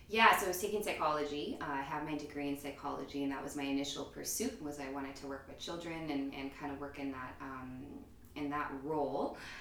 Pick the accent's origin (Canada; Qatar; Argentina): Canada; Edmonton, Alberta; also born or lived in Toronto; born and raised in Edmonton.